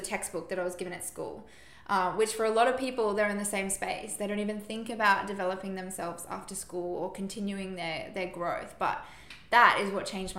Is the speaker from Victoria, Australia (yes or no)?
no; Brisbane, Queensland, Australia; I grew up here in Brisbane, Queensland, did the normal public school